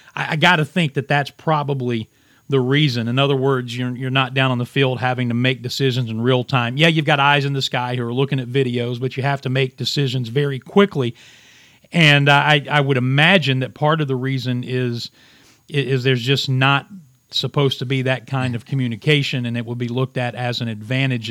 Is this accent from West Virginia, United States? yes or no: yes; Williamson, West Virginia, United States; I started my radio career, for lack of a better term, uh, at my hometown radio station in Williamson, West Virginia